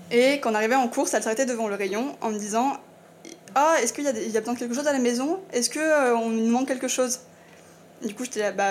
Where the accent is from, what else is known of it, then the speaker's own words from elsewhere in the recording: eastern France, France; je viens de l'Est, où euh, pour moi, c'est encore euh, très culturel, ancré, que tout ce qui est misogyne.